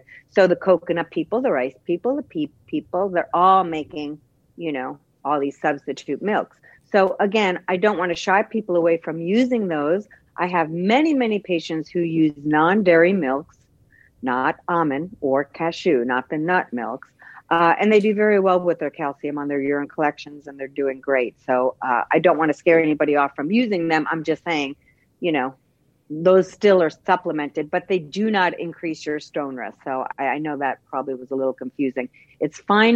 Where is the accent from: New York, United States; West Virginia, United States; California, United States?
New York, United States; Bay Shore; moved away; I'm originally from New Long Island, too, Bayshore, New York